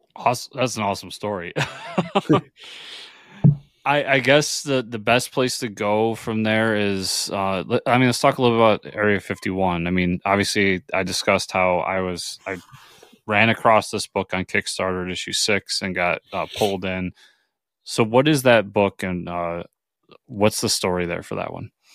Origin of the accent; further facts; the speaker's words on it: New York, United States; I'm a New Yorker